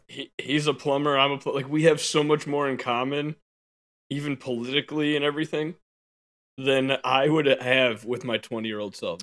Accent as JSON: {"language": "English", "country": "United States", "said": "As an American"}